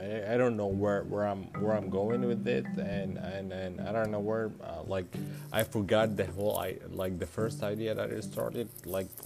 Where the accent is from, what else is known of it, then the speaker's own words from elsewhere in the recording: Sudan; moved away as an adult; now in United States; I'm from Sudan